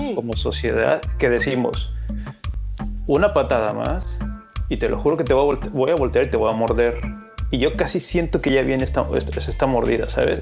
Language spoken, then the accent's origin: Spanish; Mexico; en mi país